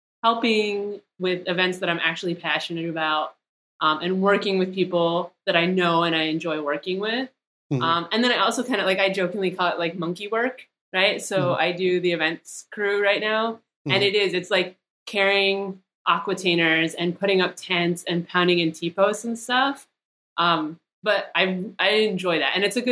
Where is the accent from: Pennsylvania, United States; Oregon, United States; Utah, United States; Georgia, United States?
Pennsylvania, United States; now in Arizona, United States; started doing Aravaipa races when I moved to Arizona 6 years ago. And it just like, it was nice because I came from Pennsylvania and I kind of had like my trail family there